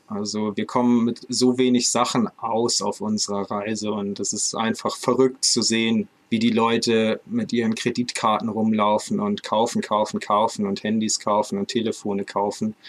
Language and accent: German; Northern Germany, Germany; aus Norddeutschland gekauft, aus meiner Heimatstadt